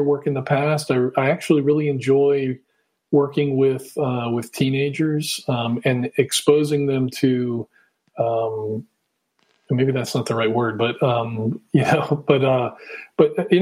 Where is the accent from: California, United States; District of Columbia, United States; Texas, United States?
District of Columbia, United States; Washington; moved away as an adult; also born or lived in Utah / Virginia; now in Virginia Beach, United States; I grew up in the Washington, D.C. area